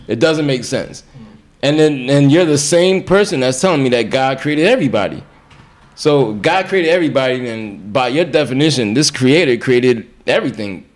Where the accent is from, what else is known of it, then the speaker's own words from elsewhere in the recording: Orange, New Jersey, United States; also born or lived in Grenada; I was in in uh, Essex County here in New Jersey, in Orange, predominantly black